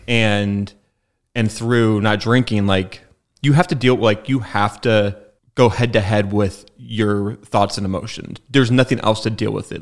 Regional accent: Spokane, Washington, United States; I'm from Spokane. It's my hometown and, like, I didn't leave.

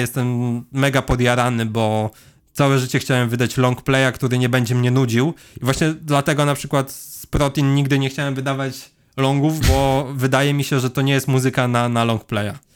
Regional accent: Leżajsk, Subcarpathian Voivodeship, Poland; also born or lived in Kraków; jestem z Leżajska, mamy tutaj browar

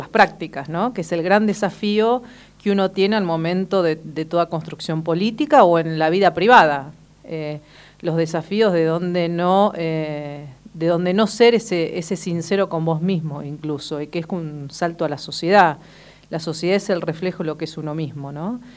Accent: Argentina; que pagamos todos los argentinos

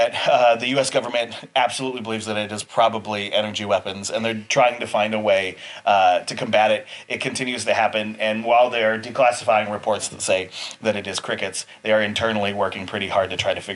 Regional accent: Montana, United States; growing up in Montana

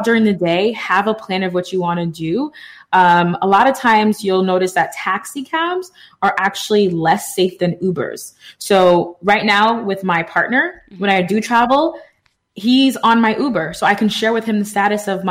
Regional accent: New York City, New York, United States; I'm from the Bronx

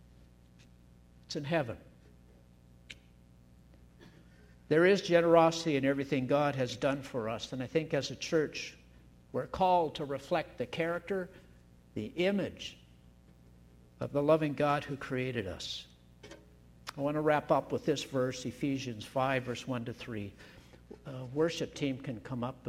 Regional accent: Chilliwack, British Columbia, Canada; growing up in Chilliwack

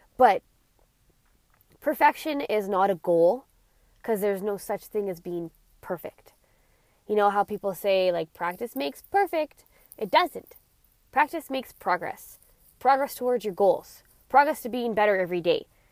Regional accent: Alberta, Canada; I was born in Alberta

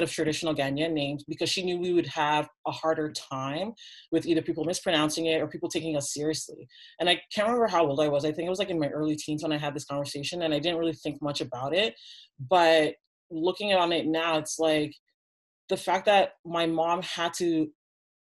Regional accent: Toronto, Ontario, Canada; I'm from Toronto

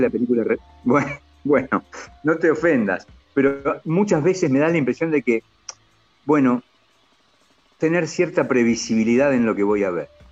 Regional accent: Argentina; somos argentinos

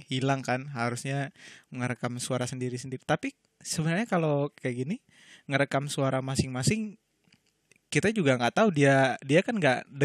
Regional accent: Aceh, Indonesia; also born or lived in Palembang; now in Jakarta, Indonesia; Gue aslinya orang Aceh, tapi gue udah lama stay di Palembang. Jadi bisa dibilang gue orang Aceh yang naturalisasi ke Palembang.

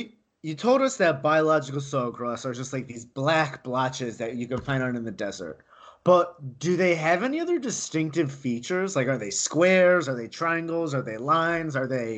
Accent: New York, United States; moved away as an adult; now in Arizona, United States; I'm a New Yorker.

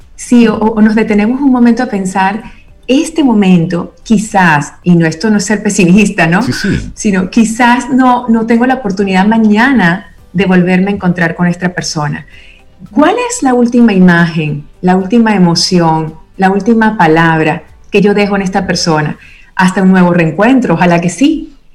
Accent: Venezuela; crecí en Venezuela, con mi familia materna italiana

